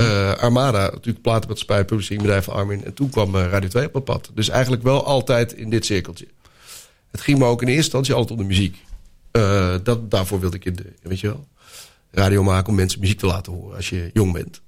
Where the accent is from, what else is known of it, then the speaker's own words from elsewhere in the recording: Netherlands; ik uit Nederland kwam